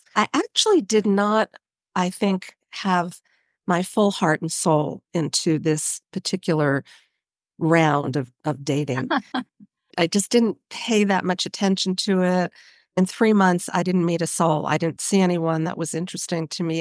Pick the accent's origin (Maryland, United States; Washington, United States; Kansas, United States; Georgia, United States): Maryland, United States; Baltimore; moved away as an adult; also born or lived in Boston / Bay Area, California; I grew up in Baltimore, Maryland